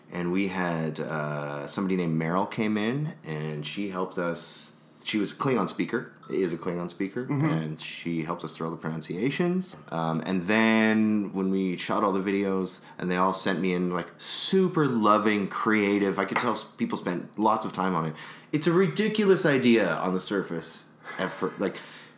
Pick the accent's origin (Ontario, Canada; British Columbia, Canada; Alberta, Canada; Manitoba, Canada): Manitoba, Canada; Winnipeg; also born or lived in Pointe-Claire, Quebec; I actually moved to Transcona, Manitoba, where I grew up in Transcona.